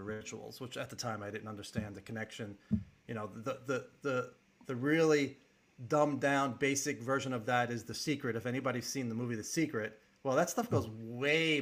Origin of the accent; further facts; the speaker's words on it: Long Island, New York, United States; I grew up in Long Island, New York, and was born in 1965.